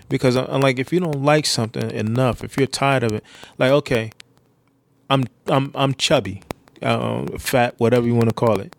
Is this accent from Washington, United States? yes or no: no; New York, United States; i grew up in New York